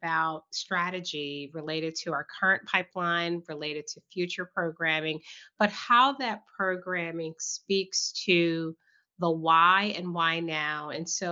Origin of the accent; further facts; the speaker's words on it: Southern Virginia, United States; I was born and raised in Southern Virginia